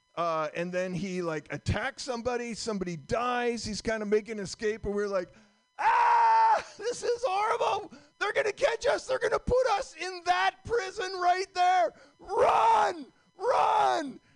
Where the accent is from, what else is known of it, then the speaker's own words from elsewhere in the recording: Vermont, United States; I'm from Vermont